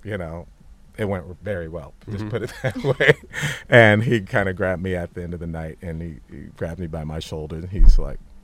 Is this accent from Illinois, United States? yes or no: no; Santa Monica, California, United States; I grew up a skater in Santa Monica